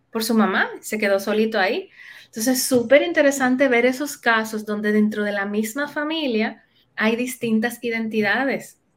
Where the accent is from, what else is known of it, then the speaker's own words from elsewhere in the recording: Cibao, Dominican Republic; yo sí crecí en un barrio en Dominicana, yo, crecí como muy eh, metida en la cultura del Cibao